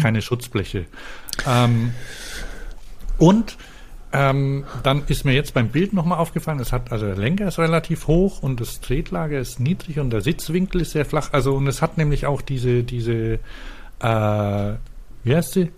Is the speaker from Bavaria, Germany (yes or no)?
yes; Franconia, Bavaria, Germany; bei uns in Franken